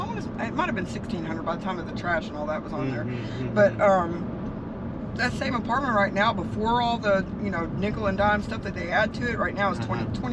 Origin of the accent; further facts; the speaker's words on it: Little Rock, Arkansas, United States; moved away as an adult; now in Florida, United States; Originally from Little Rock, Arkansas.